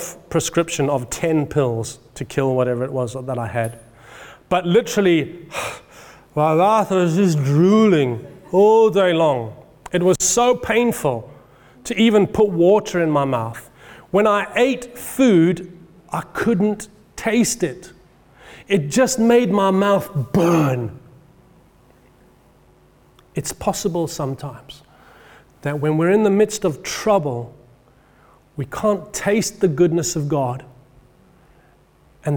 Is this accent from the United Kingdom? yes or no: yes; England, United Kingdom; I'm speaking as an Englishman